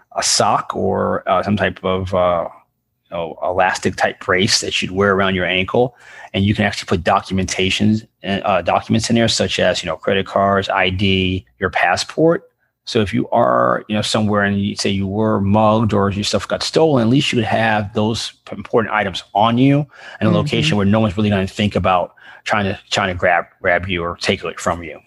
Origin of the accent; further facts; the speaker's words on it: New York, United States; growing up in New York